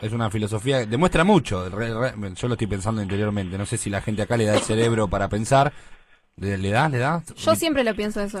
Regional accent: Buenos Aires, Argentina; yo soy de Mataderos.

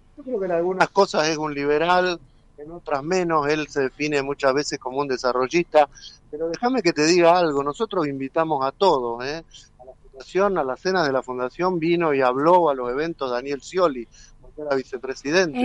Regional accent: Argentina

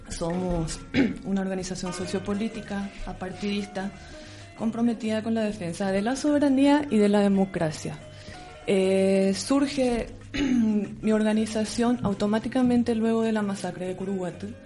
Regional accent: Paraguay; now in Spain

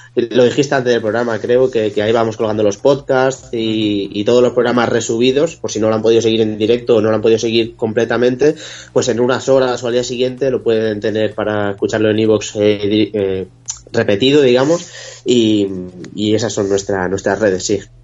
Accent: Spain; como españoles pues vamos a apoyar a nuestra selección

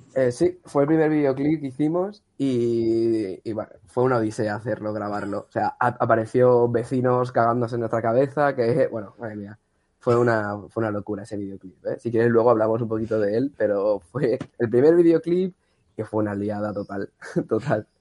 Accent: Massamagrell, Valencian Community, Spain; Somos de Masamagrey, al lado cerca de, Rafael Buñol

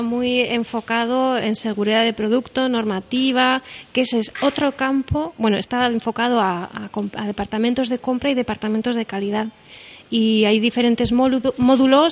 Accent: Bilbao, Basque Country, Spain; Somos de Bilbao

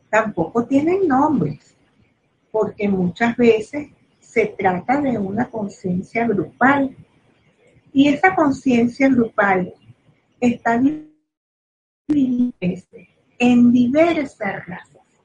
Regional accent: Venezuela; soy venezolana

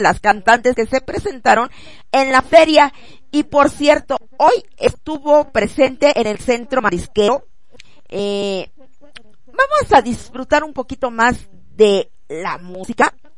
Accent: Jojutla, Morelos, Mexico; moved away; Jojutla, Morelos a mi tierra hermosa, a la poderosa zona

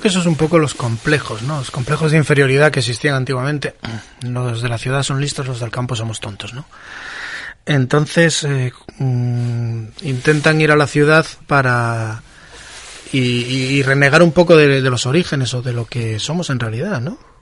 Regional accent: Asturias, Spain; nosotros somos personas que criamos gochos, que somos asturianos, que estamos muy orgullosos de ser asturianos

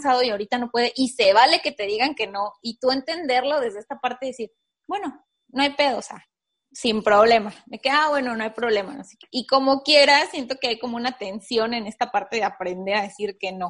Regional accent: Mexico; y más como mexicanos vivimos en una sociedad súper apapachadora

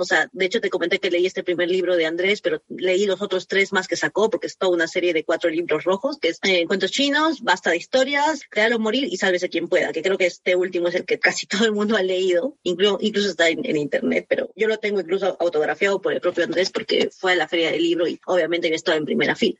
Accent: Arequipa, Peru; moved away as an adult; also born or lived in Lima; Yo soy de Arequipa, al, sur del Perú

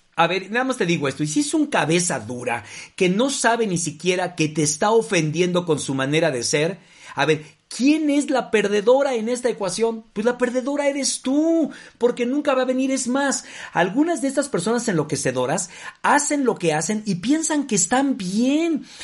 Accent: Mexico; no solamente como mexicanos

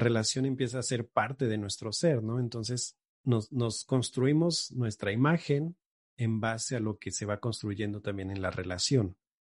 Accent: Xalapa, Veracruz, Mexico; regreso aquí a, Jalapa, de donde soy

